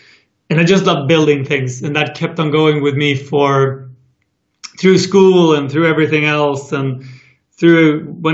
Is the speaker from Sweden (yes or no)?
yes; Sweden; my hometown in Sweden